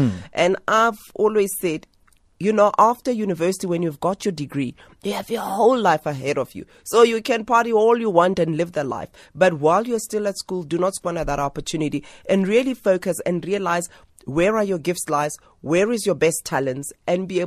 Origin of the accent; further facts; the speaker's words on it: Soweto, Gauteng, South Africa; I'm a girl from Soweto